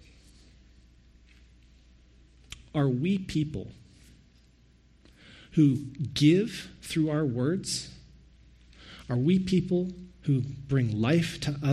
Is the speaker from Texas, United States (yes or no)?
yes; Texas, United States; moved away as an adult; now in Canada; I'm from Texas.